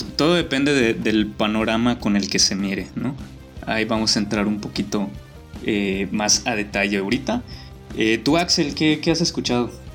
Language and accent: Spanish; Yucatán, Mexico; yo como yucateco